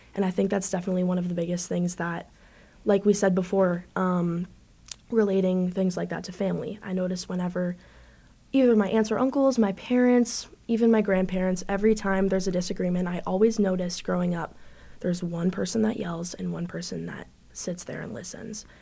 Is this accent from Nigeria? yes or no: no; Canada; moved away as an adult; also born or lived in Buffalo; I'm actually from Canada.